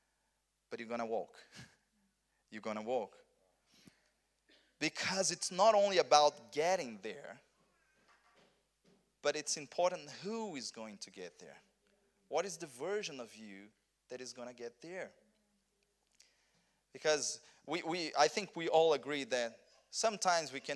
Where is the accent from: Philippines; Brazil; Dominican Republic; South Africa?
Brazil; South Region; English is a second language; moved away as an adult; also born or lived in Rio de Janeiro, Brazil; I'm from Brazil, but I'm from south of Brazil